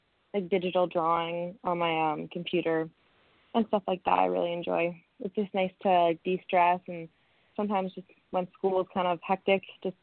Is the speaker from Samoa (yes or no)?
no; Kitchener, Ontario, Canada; moved away as an adult; now in British Columbia, Canada; it's a small world that we're both from Ontario.